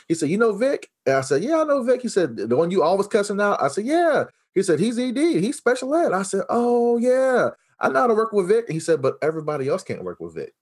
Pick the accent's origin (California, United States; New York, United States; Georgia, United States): California, United States; Los Angeles; I was born in Los Angeles, California